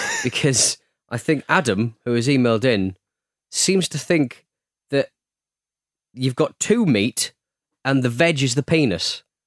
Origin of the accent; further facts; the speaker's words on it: North East England, United Kingdom; I'm from the Northeast